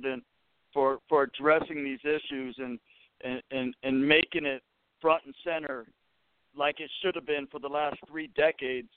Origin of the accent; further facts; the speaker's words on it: Inglewood, California, United States; I was born in Inglewood.